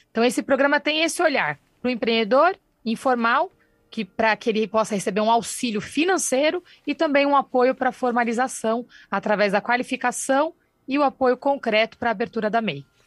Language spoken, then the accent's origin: Portuguese; São Paulo, Brazil; Eu nasci no Campo Limpo